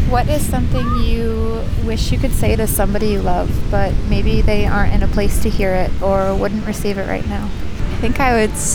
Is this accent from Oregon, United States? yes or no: yes; Portland, Oregon, United States; I'm from Portland